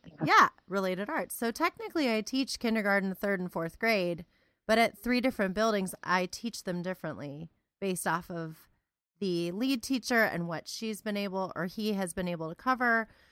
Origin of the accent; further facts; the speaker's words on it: Cleveland, Ohio, United States; now in Central Ohio, United States; I was originally from the Cleveland area